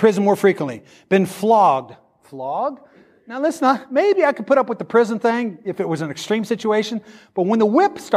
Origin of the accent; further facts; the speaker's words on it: Midwest, United States; I grew up in the Midwest and grew up around farmers